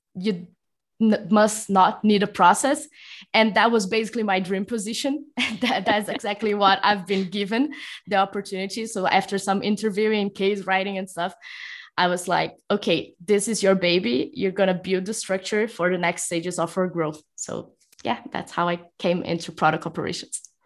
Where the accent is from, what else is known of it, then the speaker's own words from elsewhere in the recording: São Paulo, Brazil; moved away as an adult; also born or lived in Rio de Janeiro, Brazil; now in Mexico; I am currently talking from Mexico, although I'm actually from São Paulo, Brazil.